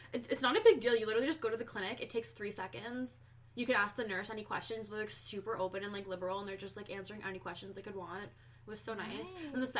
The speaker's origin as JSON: {"language": "English", "town": "Cobourg", "region": "Ontario", "country": "Canada", "tie": "born or raised there", "also_born_or_lived": "Oshawa, Ontario", "said": "I grew up in Coburg."}